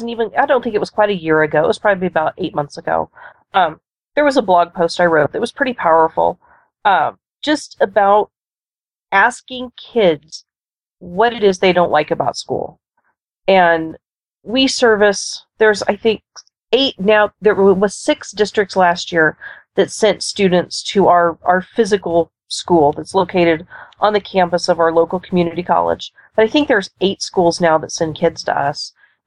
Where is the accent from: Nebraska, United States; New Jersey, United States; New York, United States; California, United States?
Nebraska, United States; Well, obviously, I'm from the Cornhusker State, but I'm in the far western reaches of the state.